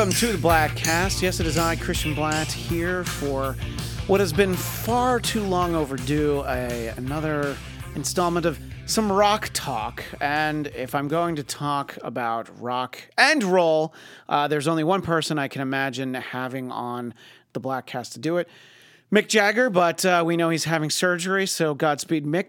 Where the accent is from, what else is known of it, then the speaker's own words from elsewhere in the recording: New York, United States; where I grew up in New York State is very rural